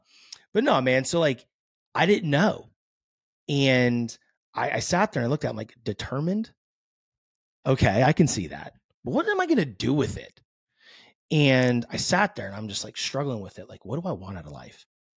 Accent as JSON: {"language": "English", "region": "California", "country": "United States", "tie": "born or raised there", "said": "I grew up in the San Francisco Bay. So, I mean, big Jerry Rice, Joe Montana guy"}